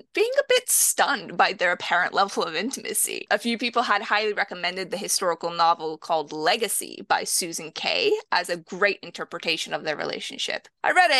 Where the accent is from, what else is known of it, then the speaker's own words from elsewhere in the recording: Canada; also born or lived in Romania / Toronto, Canada / England; I was born in Romania, but moved to Canada at a very young age, which is where I grew up and did most of my schooling